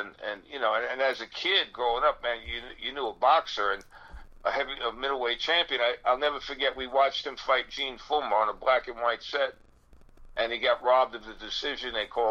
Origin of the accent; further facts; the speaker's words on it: New York City, New York, United States; I was born in Brooklyn, New York.